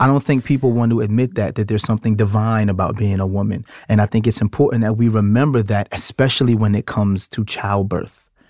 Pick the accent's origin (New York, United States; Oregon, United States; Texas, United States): New York, United States; New York City; I'm from Brooklyn